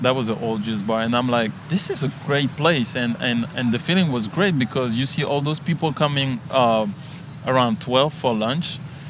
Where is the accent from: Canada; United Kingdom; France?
France; English is a second language; now in United States; growing up in France, you watch a lot of TV shows and you listen to music and you love everything about America.